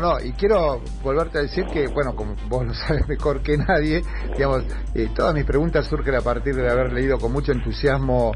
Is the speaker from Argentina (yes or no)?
yes; Argentina; vamos a decir los argentinos porque somos argentinos